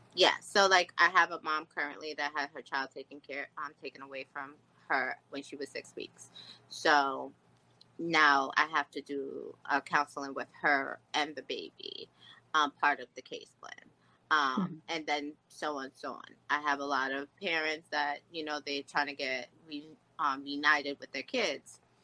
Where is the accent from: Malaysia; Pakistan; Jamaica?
Jamaica; being from a Jamaican culture